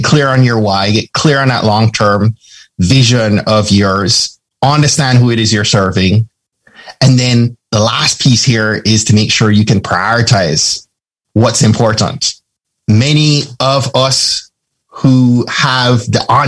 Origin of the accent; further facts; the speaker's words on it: Jamaica; I'm from Jamaica.